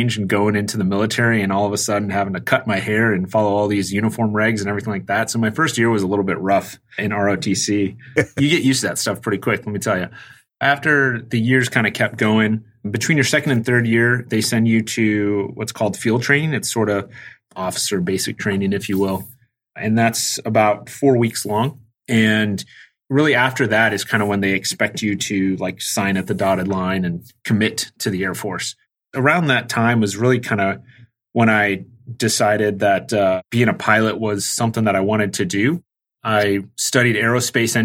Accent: Tucson, Arizona, United States; moved away as an adult; I grew up in Tucson, Arizona, and I graduated in 2002 from high school

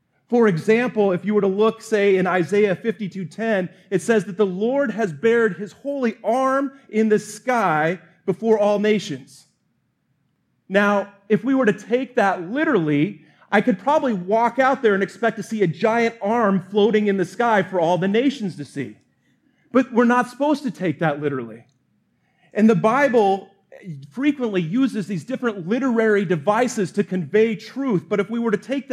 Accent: Montana, United States; I was born in Montana

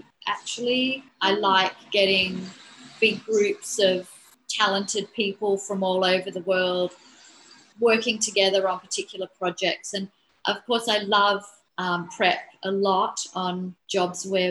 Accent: Australia; I was hired as a Australian designer

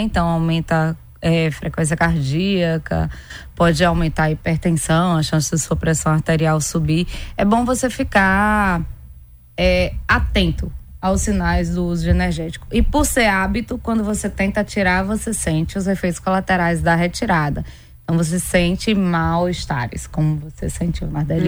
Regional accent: Pernambuco, Brazil; eu sou pernambucana.

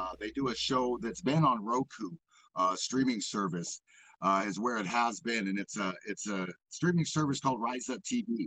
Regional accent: Pacific Northwest, United States; also born or lived in White Earth Nation, Minnesota; now in Southern Oregon, United States; I kind of grew up in the Pacific Northwest, you know, a little bit during my high school years

